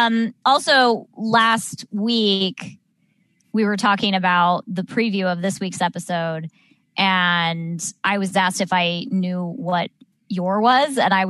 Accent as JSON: {"language": "English", "region": "Southern California", "country": "United States", "tie": "born or raised there", "said": "I grew up in Southern California."}